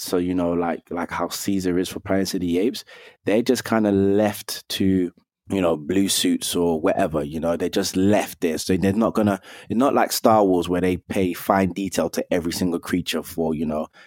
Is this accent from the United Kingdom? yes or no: yes; London, United Kingdom; I grew up in London. I'm from Northwest London, where I was born and raised